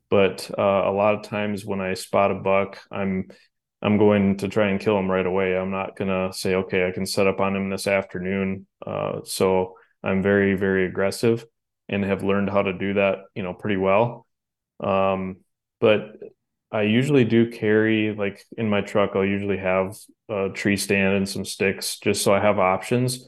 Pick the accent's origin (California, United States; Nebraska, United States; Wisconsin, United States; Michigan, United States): Wisconsin, United States; where I grew up here in Wisconsin